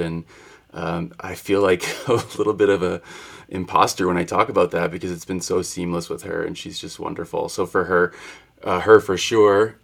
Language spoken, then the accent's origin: English; Wisconsin, United States; moved away; I come from Wisconsin